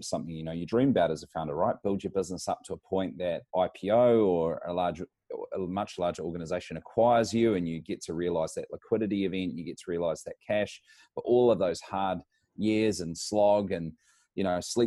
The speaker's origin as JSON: {"language": "English", "country": "New Zealand", "moved": "as an adult", "lives_now": "Brisbane, Australia", "said": "I come from New Zealand, but I find myself living here in Brisbane, Australia"}